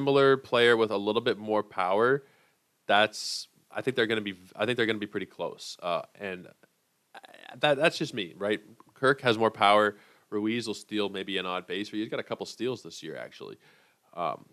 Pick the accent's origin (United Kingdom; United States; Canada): Canada; Toronto, Ontario; I am from Toronto